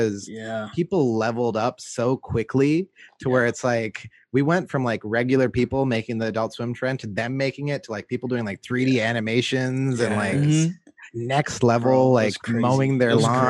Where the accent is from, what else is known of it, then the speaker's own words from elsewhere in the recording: New York City, New York, United States; I'm a New Yorker.